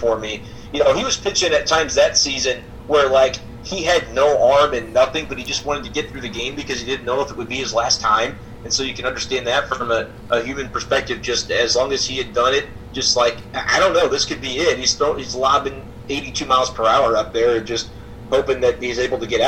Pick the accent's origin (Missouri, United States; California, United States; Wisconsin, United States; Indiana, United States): Missouri, United States; St. Louis; as a kid, I grew up in St. Louis